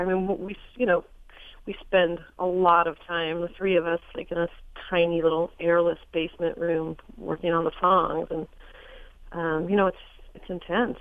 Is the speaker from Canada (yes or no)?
no; Los Angeles, California, United States; I was born in Hollywood, California